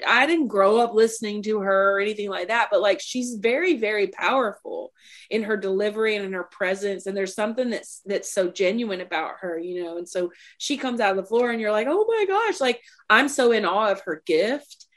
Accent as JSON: {"language": "English", "region": "Mississippi", "country": "United States", "moved": "as an adult", "lives_now": "Nashville, United States", "said": "I'm a girl from Mississippi, and I grew up um, with a mom and a dad and a sister in the house."}